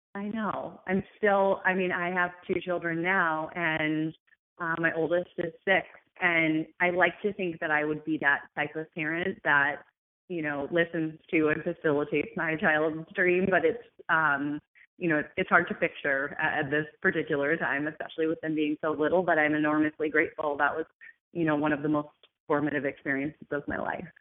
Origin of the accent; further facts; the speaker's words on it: United States; also born or lived in New York; I'm from America.